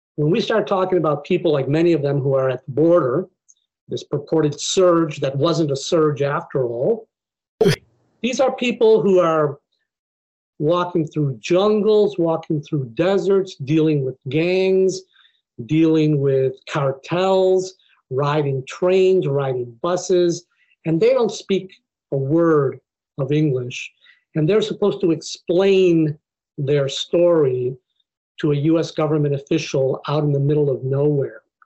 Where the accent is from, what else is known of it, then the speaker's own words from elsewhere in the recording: Buffalo, New York, United States; moved away as an adult; I grew up in Buffalo, New York, which is not a very diverse place, but I grew up in a small Mexican community